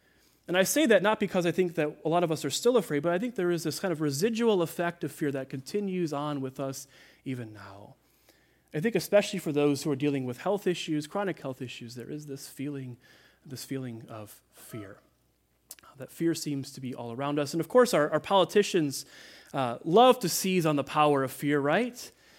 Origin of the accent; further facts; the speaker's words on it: Midwest, United States; You know, I grew up in the Midwest, and severe weather would roll in, and I remember I had these distinct memories of the sirens going off and having to hide in the basement